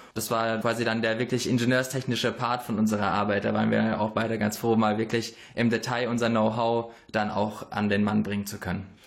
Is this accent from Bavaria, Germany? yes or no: no; Karlsruhe, Baden-Württemberg, Germany; ich komme aus Karlsruhe